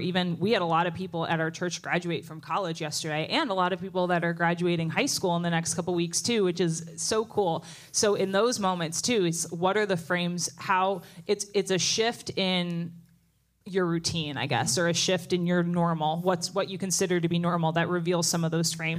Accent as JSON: {"language": "English", "region": "New Jersey", "country": "United States", "tie": "born or raised there", "moved": "as an adult", "said": "I grew up in New Jersey"}